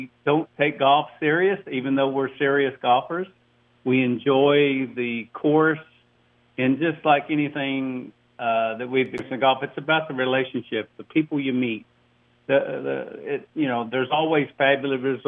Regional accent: Oklahoma, United States; I'm from Oklahoma

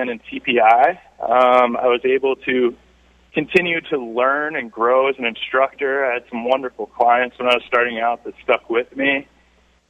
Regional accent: Boulder County, Colorado, United States; also born or lived in San Diego / Scottsdale; I grew up in Boulder County

